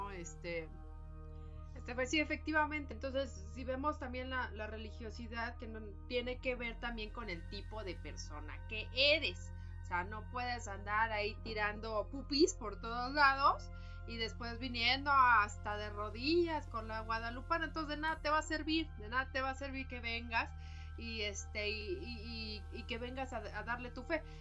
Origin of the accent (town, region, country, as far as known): Mexico